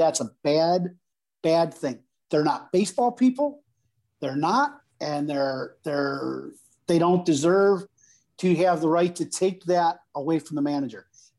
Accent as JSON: {"language": "English", "town": "Chicago", "region": "Illinois", "country": "United States", "said": "And I'm happy and content in life with life in Chicago. I'm a Chicagoan, right?"}